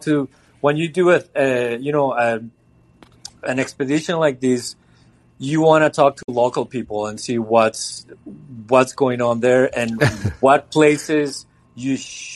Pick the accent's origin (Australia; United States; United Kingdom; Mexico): Mexico; now in Montreal, Canada; I grew up in Mexico